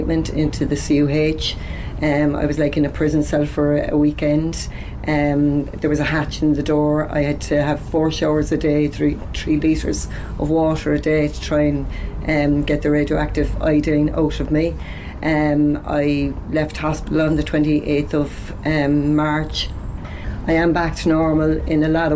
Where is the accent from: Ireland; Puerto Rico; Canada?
Ireland; Cork, Munster; now in Carrigaline, Ireland; I'm originally from the north side, so I'll always be an Ori, no matter what.